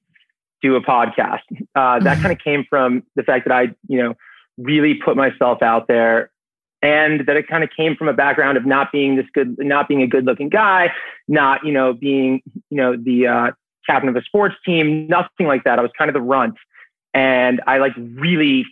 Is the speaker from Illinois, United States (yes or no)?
no; New York City, New York, United States; born and raised here in the city, stayed in the city for college, worked in the city after college. I'm a New Yorker.